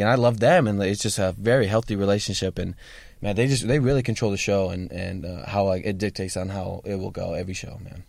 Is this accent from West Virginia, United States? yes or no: no; Sacramento, California, United States; I'm actually from Sacramento